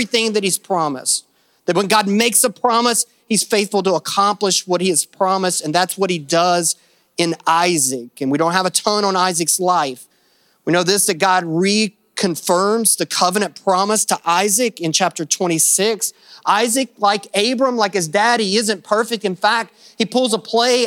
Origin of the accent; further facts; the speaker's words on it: Kentucky, United States; because I am from Kentucky